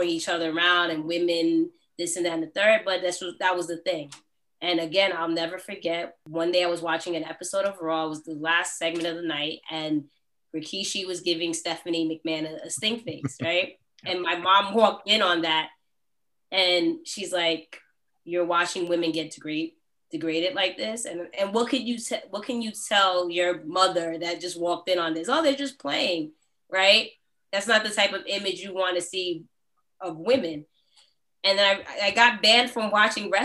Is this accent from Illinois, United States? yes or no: no; New York, United States; I'm from New York